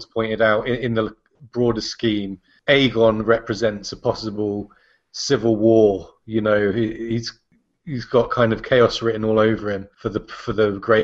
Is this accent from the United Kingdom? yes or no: yes; England, United Kingdom; As an Englishman